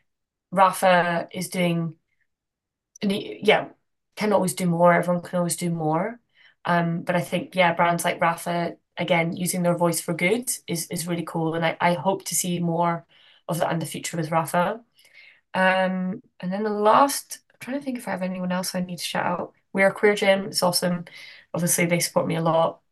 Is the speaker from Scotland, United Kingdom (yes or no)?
yes; Glasgow, Scotland, United Kingdom; now in Amsterdam, Netherlands; I'm from Glasgow originally.